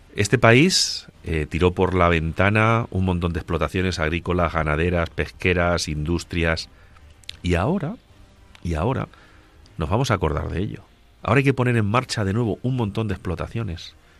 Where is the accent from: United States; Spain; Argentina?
Spain; Agudo, Castilla-La Mancha; yo que nací en, en Ciudad Real, en Agudo, vivo y siento mi pueblo